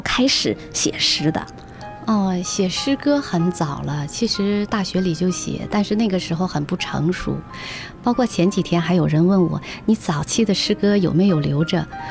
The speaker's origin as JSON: {"language": "Chinese", "country": "China", "moved": "yes", "lives_now": "Sydney, Australia", "said": "我们在异国他乡，在中国的万里之外"}